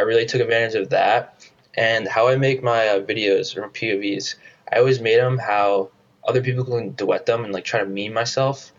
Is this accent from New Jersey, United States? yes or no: yes; New Jersey, United States; moved away as an adult; I grew up in New Jersey